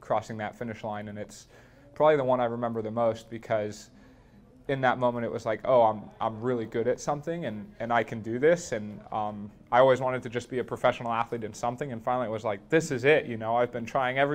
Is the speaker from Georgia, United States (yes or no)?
no; Boulder, Colorado, United States; growing up in Boulder